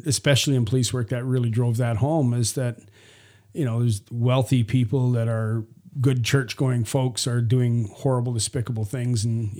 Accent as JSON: {"language": "English", "region": "Saskatchewan", "country": "Canada", "tie": "born or raised there", "also_born_or_lived": "Vancouver", "moved": "as an adult", "lives_now": "United States", "said": "Like I'm from either the West Coast. I live in Vancouver for a while, but I was raised in Saskatchewan."}